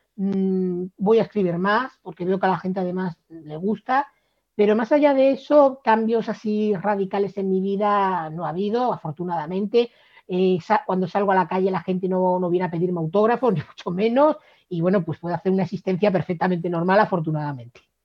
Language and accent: Spanish; Cádiz, Andalusia, Spain; moved away; also born or lived in Valladolid; aunque me he pasado media vida viviendo en Valladolid, yo no soy de Valladolid, yo soy de Cádiz